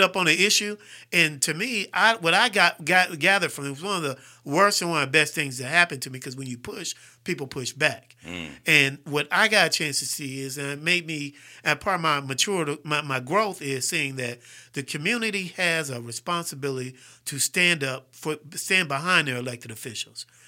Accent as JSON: {"language": "English", "town": "Fairfield", "region": "Alabama", "country": "United States", "tie": "born or raised there", "also_born_or_lived": "Farrell, Pennsylvania / Sharon, Pennsylvania / Houston, Texas", "said": "I'm a Fairfield dude"}